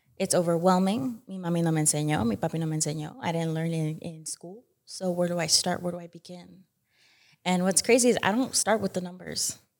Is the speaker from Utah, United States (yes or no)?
yes; Utah, United States; born or raised there